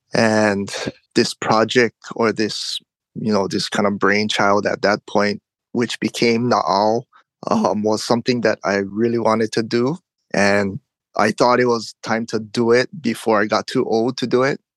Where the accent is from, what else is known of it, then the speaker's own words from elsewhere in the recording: Oahu, Hawaii, United States; also born or lived in Big Island, Hawaii; now in Hilo, United States; I moved from the Big Island back to Oahu, where I was born and raised